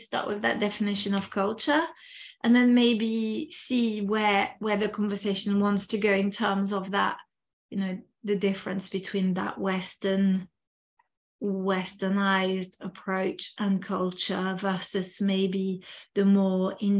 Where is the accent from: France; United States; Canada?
France; first language French; English is a second language; moved away as an adult; also born or lived in Spain; now in United Kingdom; I come from a Western society, in fact, from two societies, because I grew up in France. I'm originally from France. And then I moved to the UK. I lived a bit in Spain as well. So, you know, very European, Westernized societies.